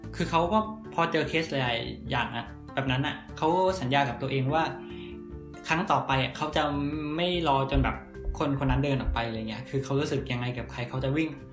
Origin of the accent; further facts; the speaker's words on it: Thailand; มาจากประเทศไทย